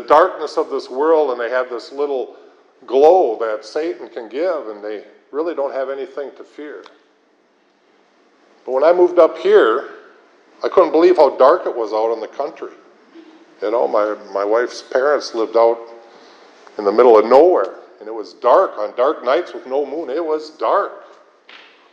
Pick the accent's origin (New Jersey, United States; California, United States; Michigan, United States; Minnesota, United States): Minnesota, United States; Minneapolis; I was raised in Minneapolis